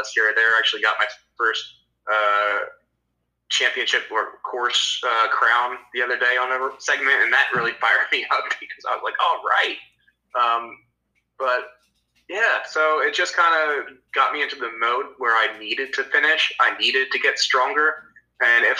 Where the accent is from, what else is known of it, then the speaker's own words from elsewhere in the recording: Delaware, United States; moved away; my hometown in Delaware